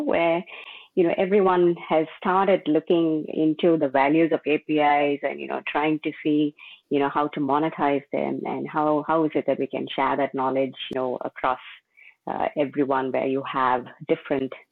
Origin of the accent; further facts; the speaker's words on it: Melbourne, Victoria, Australia; I'm from Melbourne, Australia.